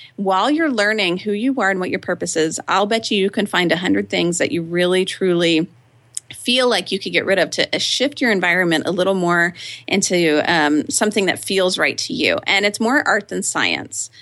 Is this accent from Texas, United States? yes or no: yes; Austin, Texas, United States; I grew up here in Austin, Texas, and lived in the same house from age two to eighteen